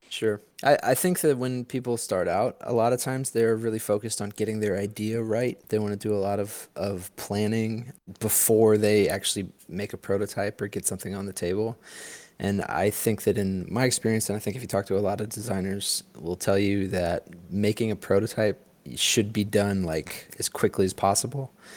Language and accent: English; St. Louis, Missouri, United States; I'm from St. Louis. Grew up in St. Louis